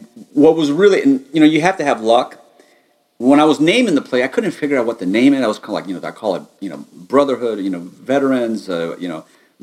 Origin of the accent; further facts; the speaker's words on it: United States; being an American